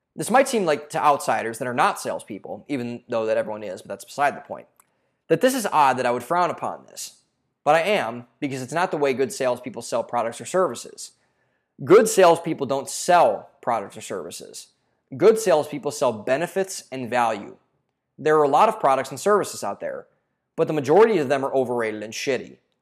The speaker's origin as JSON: {"language": "English", "town": "Cleveland", "region": "Ohio", "country": "United States", "tie": "born or raised there", "moved": "yes", "lives_now": "Austin, United States", "said": "I'm from Cleveland, Ohio, and I saw this all growing up"}